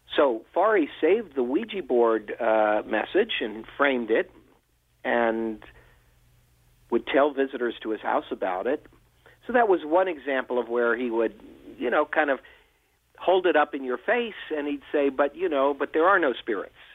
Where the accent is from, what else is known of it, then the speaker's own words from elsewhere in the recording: near Washington D.C., District of Columbia, United States; I grew up near Washington D.C.